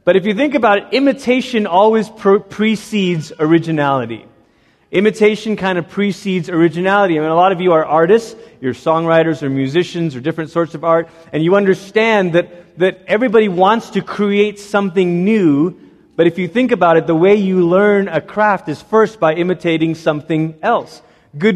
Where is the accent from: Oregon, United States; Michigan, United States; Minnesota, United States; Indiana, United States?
Oregon, United States; Portland; also born or lived in Malaysia; when I was 10, we moved from Malaysia to Portland, Oregon